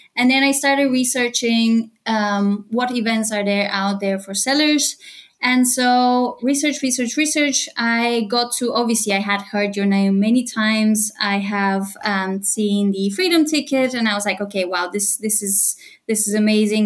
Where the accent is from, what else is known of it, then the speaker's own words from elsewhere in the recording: Bulgaria; moved away as an adult; also born or lived in United Kingdom / London, United Kingdom; now in Cologne, Germany; I'm originally from Bulgaria. I moved to the UK when I was 18, and in the last five years, I've been living in Cologne in Germany